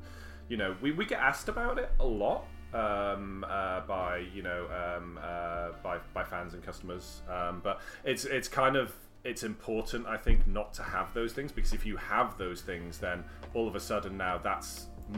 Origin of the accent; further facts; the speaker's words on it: North Wales, United Kingdom; I grew up in North Wales in the country